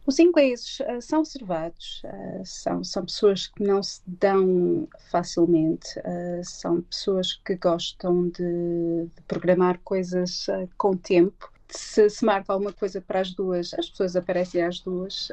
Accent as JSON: {"language": "Portuguese", "town": "Barcelos", "region": "Braga", "country": "Portugal", "moved": "as an adult", "lives_now": "London, United Kingdom", "said": "Eu sou de Barcelos"}